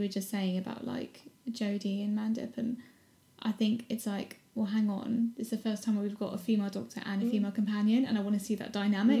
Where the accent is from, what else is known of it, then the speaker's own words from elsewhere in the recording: South of England, United Kingdom; accent: southern; We're too southern.